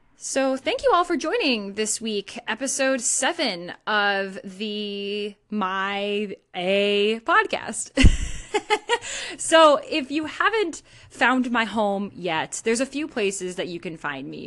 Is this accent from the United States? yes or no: yes; Northeast, United States; I don't say y'all. I'm from the Northeast.